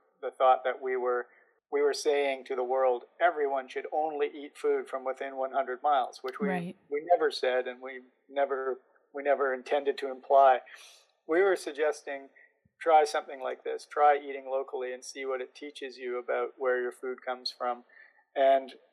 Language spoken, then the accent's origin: English; interior of British Columbia, Canada; I was back to my hometown, where I grew up in the interior of British Columbia, in the dry interior